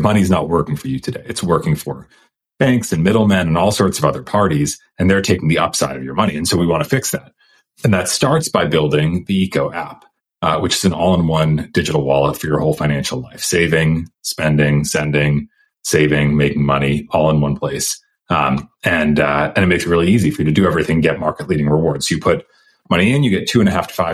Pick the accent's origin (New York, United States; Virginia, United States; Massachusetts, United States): Massachusetts, United States; outside of Boston; also born or lived in Stanford, California; now in Austin, United States; I was born outside of Boston, Massachusetts, but went to Stanford